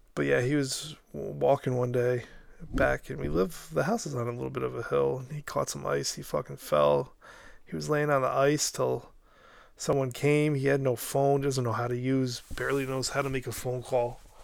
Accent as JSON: {"language": "English", "town": "Albany", "region": "New York", "country": "United States", "tie": "born or raised there", "said": "Back here in my hometown of uh, Albany, New York"}